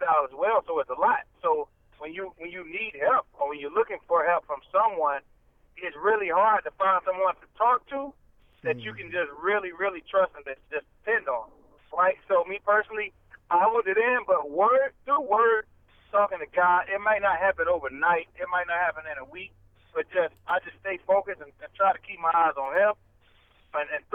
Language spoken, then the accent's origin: English; the South, United States; I'm from the South. I'm Southern